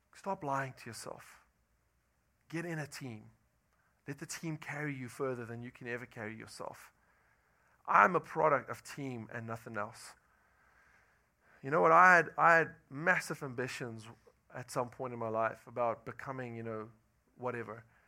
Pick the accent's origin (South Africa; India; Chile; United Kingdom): South Africa; moved away as an adult; I'm from South Africa